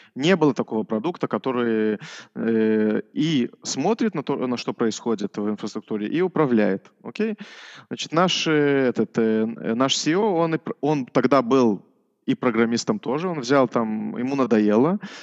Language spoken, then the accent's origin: Russian; Orsha, Vitebsk Region, Belarus; now in Israel; Я, э, родился вообще в Белоруссии